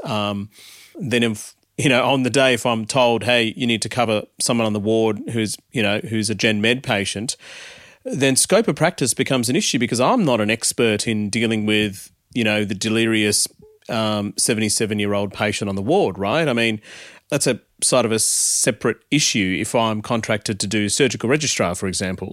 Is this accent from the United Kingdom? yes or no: no; Melbourne, Victoria, Australia; also born or lived in India; brought up in Australia, born in India